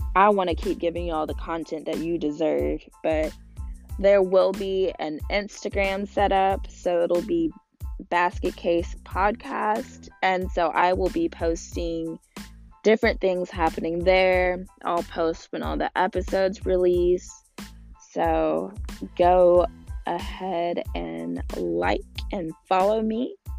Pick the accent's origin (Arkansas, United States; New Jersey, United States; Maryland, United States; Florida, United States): Arkansas, United States; Northwest; also born or lived in Little Rock, Arkansas; I always say I'm from Northwest Arkansas, but I was actually born in Little Rock